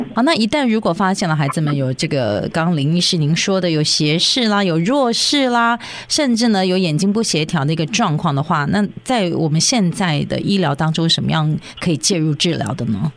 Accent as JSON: {"language": "Chinese", "country": "Taiwan", "tie": "born or raised there", "moved": "yes", "lives_now": "Los Angeles, United States", "said": "我自己的经验，小时候在台湾"}